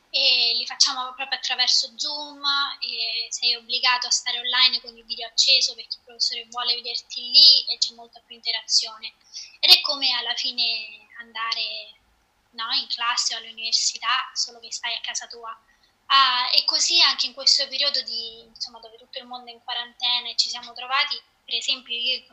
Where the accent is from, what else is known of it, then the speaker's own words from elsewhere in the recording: Rome, Lazio, Italy; now in Boston, United States; sono di Roma, però eh, almeno da tre anni e qualcosa che abito a Boston.